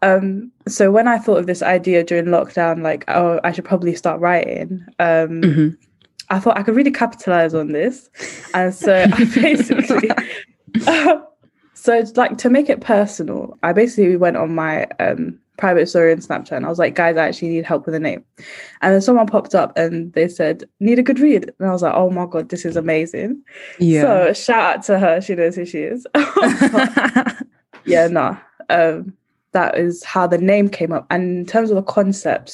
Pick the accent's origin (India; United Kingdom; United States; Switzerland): United Kingdom; London; I'm from East London